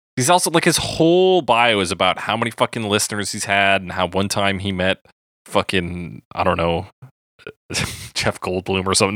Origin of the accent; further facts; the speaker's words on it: Calgary, Alberta, Canada; I wasn't born in Calgary, but they just meant I was born in, like, the Foothills Hospital